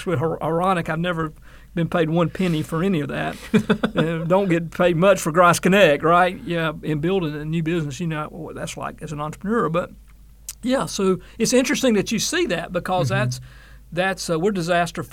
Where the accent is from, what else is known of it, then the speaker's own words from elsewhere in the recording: Claxton, Georgia, United States; my very first job in the media was in high school at a local radio station in my hometown of Claxton, Georgia